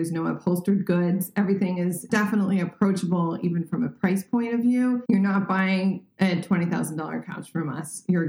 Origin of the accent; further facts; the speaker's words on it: Paris, Île-de-France, France; also born or lived in Cannes; So yeah, born and raised in France. I'm bilingual. I'm also bicultural. So I have 2 passports. So I'm very grateful for that honor. And grew up in Paris mostly, but summered in Cannes, which is in the south of France